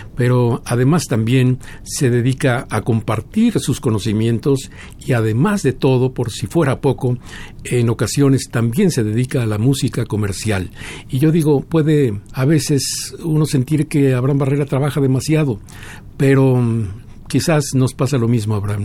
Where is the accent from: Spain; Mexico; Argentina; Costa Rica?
Mexico; lo que somos los mexicanos